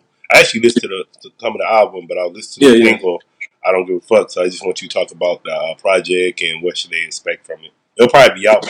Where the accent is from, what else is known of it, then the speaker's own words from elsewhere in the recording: Columbus, Mississippi, United States; I'm actually from Columbus, Mississippi, but it's Lowndes County.